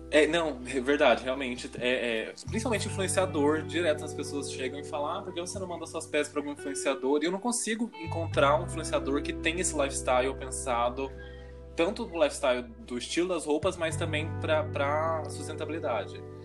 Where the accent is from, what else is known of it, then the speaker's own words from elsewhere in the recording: Varginha, Minas Gerais, Brazil; now in São Paulo, Brazil; Eu sou de Varginha